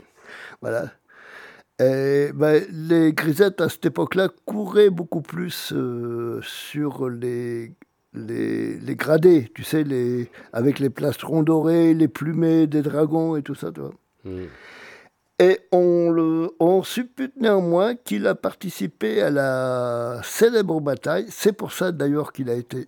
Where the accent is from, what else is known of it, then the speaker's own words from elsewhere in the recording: Auvergne-Rhône-Alpes, France; chez nous, en Auvergne